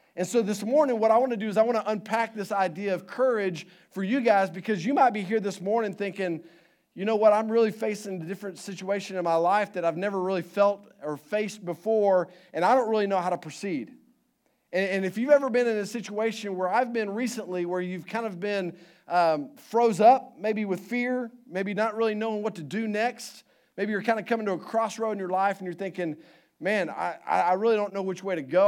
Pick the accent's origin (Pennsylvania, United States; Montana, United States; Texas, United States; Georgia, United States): Texas, United States; Houston; moved away; I grew up in Houston